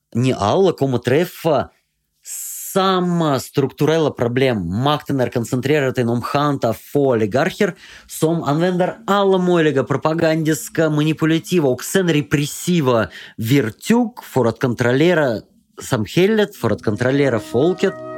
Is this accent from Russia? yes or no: yes; Russia; Swedish is a second language; now in Sweden; i det här landet, i Ryssland, i min hemland